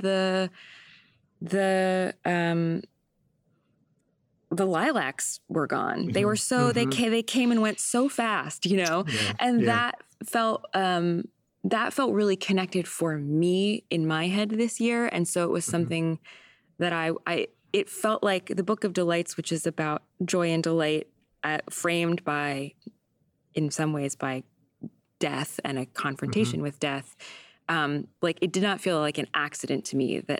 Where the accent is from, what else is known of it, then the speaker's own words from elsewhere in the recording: San Diego, California, United States; also born or lived in Vermont; now in New York, United States; grew up in San Diego where there are seasons, but like not exactly.